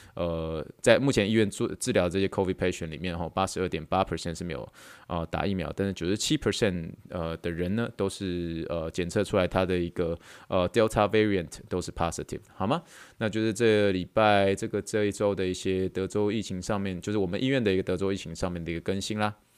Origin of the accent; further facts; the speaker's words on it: Taiwan; now in Texas, United States; 我们台湾人